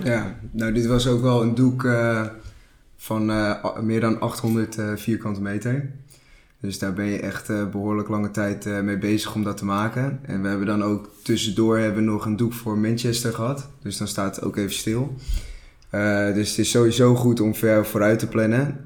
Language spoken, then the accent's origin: Dutch; Castricum, North Holland, Netherlands; Ik kom uit Castricum.